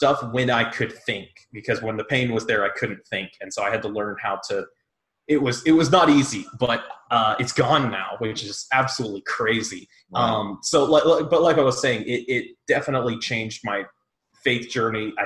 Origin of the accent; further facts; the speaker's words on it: Huntsville, Amarillo, Texas, United States; moved away as an adult; also born or lived in Longview, Texas; now in Tulsa, United States; I grew up in Huntsville, Texas, not the Alabama one. I grew up in Amarillo, moved to there before